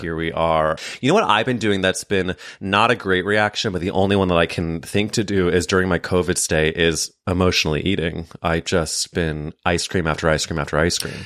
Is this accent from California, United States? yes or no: no; St. Louis, Missouri, United States; I grew up in Saint Louis, Missouri